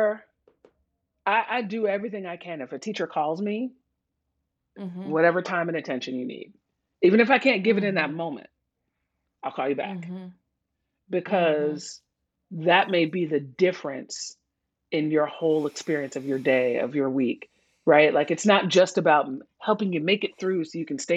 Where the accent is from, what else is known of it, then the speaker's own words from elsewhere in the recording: New York City, New York, United States; I grew up in New York City public schools in the 70s and 80s